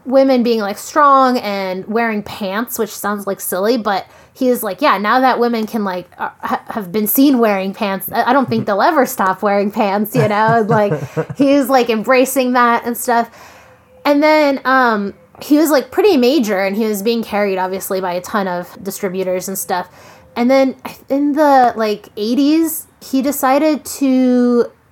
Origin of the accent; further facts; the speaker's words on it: Columbus, Ohio, United States; growing up in Columbus